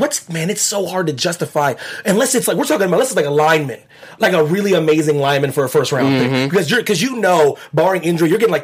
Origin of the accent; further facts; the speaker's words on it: Pennsylvania, United States; my home state of Pennsylvania